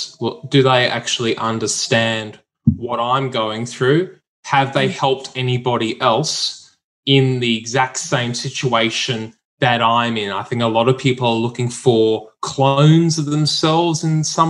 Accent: Brisbane, Queensland, Australia; I'm from Brisbane.

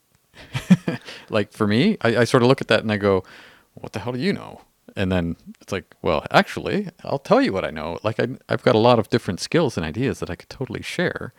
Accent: Canada; we're Canadian

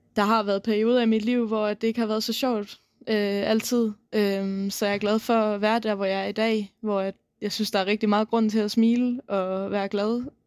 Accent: South Funen, Southern Denmark, Denmark; jeg kommer fra Sydfyn og har boet der siden jeg var ni år

